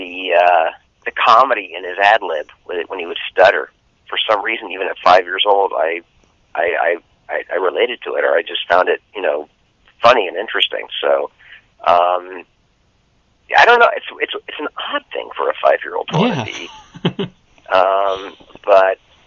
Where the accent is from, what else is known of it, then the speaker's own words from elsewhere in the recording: Midwest, United States; I grew up in the Midwest